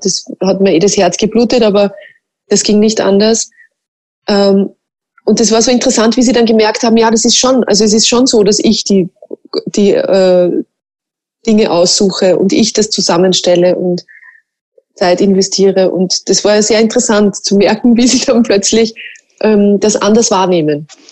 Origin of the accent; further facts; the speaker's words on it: Mostviertel, Lower Austria, Austria; accent: Mostviertler Dialekt; ich rede auch Mostviertler Dialekt